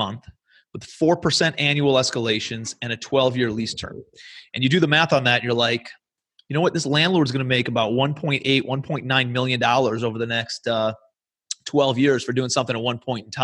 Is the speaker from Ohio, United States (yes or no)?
yes; Cleveland, Ohio, United States; moved away as an adult; also born or lived in New York City; I'm from Cleveland, Ohio originally, moved out to New York City